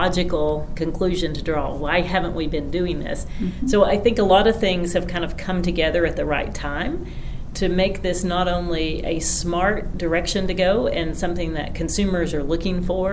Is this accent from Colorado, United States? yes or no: no; Greenback, Tennessee, United States; I grew up in Greenback, Tennessee, which is, you know, within just a couple of miles of where we sit here in Von Ohr